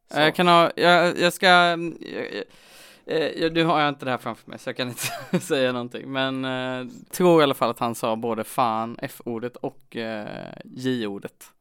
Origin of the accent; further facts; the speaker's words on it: Jönköping, Jönköping County, Sweden; Jag är ändå från Jönköping